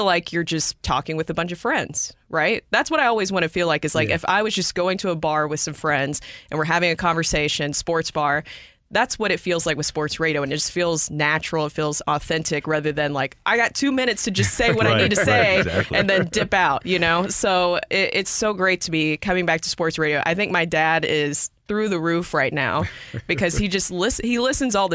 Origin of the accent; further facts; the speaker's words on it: Nashville, Tennessee, United States; moved away; I'm from Nashville, Tennessee.